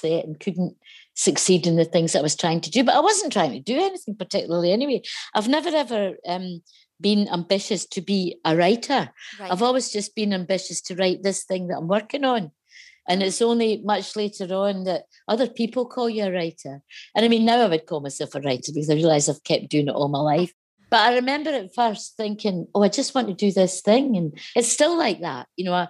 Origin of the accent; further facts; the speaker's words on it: Lanarkshire, north of Motherwell, Scotland, United Kingdom; I grew up, but north of Motherwell, so not far from where this line goes